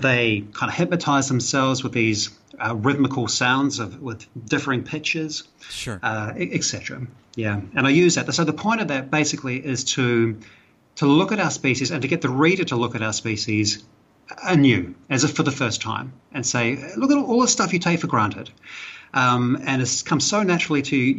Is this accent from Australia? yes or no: no; New Zealand; accent: Kiwi; moved away as an adult; now in Malaysia; I'm a Kiwi. I'm from New Zealand originally. That's where my accent's from, if you're trying to place the accent.